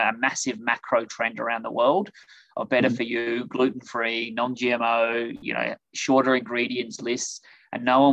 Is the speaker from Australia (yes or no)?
yes; Adelaide, South Australia, Australia; moved away as an adult; now in United States; As you can hear, I'm originally from Australia. So grew up in Adelaide, South Australia